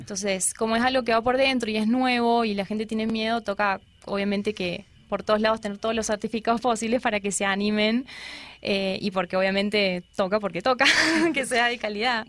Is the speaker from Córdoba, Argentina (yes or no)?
yes; Córdoba, Argentina; moved away as an adult; now in Colombia; En Córdoba, yo soy de Córdoba